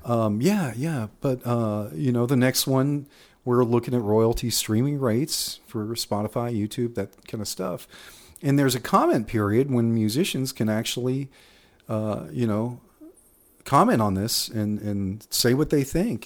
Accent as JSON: {"language": "English", "town": "Waco", "region": "Texas", "country": "United States", "tie": "born or raised there", "also_born_or_lived": "Austin, Texas", "said": "I'm from, born and raised in Waco"}